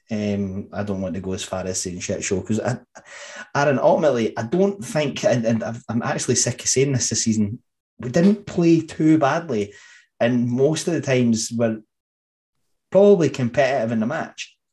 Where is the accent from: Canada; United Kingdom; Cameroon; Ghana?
United Kingdom; Scotland; We are the boys from New Bayview, and we are back with another episode of Glory Days of Gold, your East Fife and Scottish football podcast.